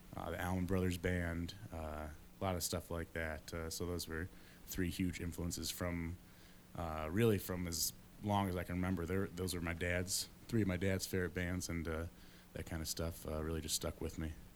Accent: Ada, Michigan, United States; I grew up in, in Grand Rapids, in Ada, Michigan, just outside.

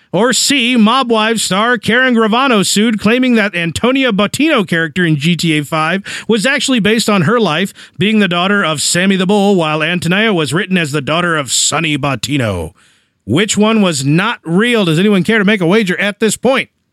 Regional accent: Springfield, United States; moved away; Springfield, my hometown

